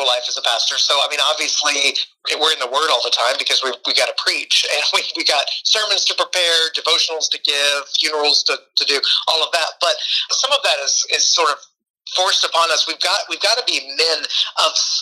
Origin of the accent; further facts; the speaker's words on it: Middle Tennessee, United States; also born or lived in Romania; I grew up in Middle Tennessee